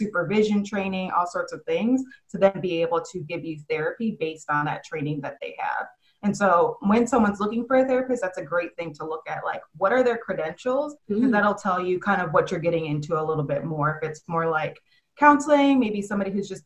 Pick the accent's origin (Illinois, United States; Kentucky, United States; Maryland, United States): Illinois, United States; Chicago; now in Dallas, United States; I'm from Chicago